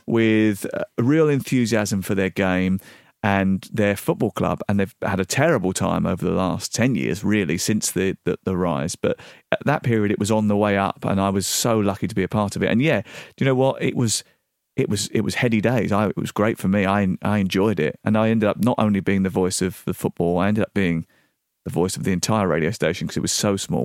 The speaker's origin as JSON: {"language": "English", "region": "southeast London", "country": "United Kingdom", "tie": "born or raised there", "also_born_or_lived": "Dartford / Orpington / Bromley / Portsmouth", "moved": "as an adult", "said": "from southeast London. I b, was born in Dartford. I lived in Orpington"}